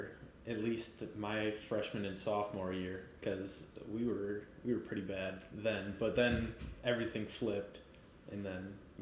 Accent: Elk Mound, Wisconsin, United States; also born or lived in Eau Claire, Wisconsin; I'm from Elk Mound, Wisconsin, or at least that's where I went to high school. I lived in Eau Claire, Wisconsin until I was 18.

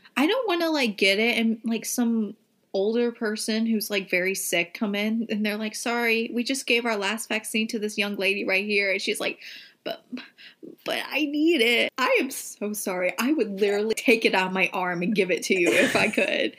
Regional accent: the South, Southern United States, United States; accent: country, Southern; My country accent coming out. I can't help it. I'm a Southern queen.

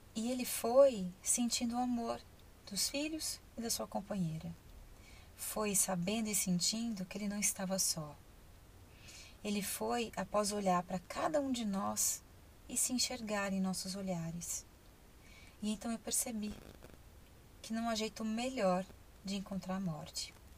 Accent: Ribeirão Preto, São Paulo, Brazil; Eu sou de Ribeirão Preto.

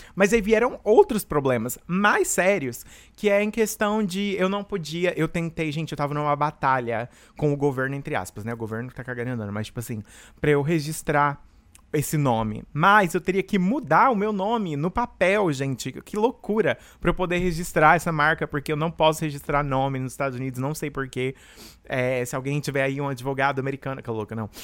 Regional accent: Rio Verde, Goiás, Brazil; moved away as an adult; now in United States; eu comecei lá em Rio Verde, Goiás, da onde eu venho

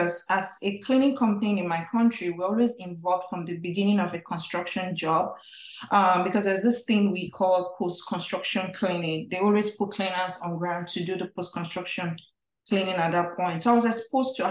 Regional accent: Nigeria; moved away as an adult; now in United States; I'm originally from Nigeria, from a family of five

